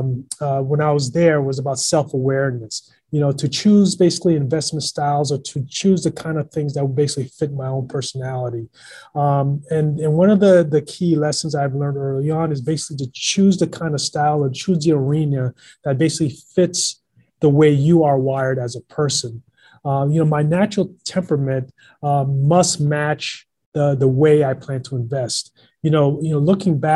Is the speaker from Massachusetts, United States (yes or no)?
yes; Boston, Massachusetts, United States; I grew up in Boston